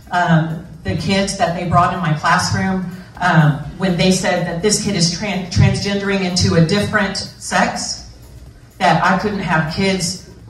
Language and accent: English; Canada; I try to distance myself because I'm Canadian, as if that helps.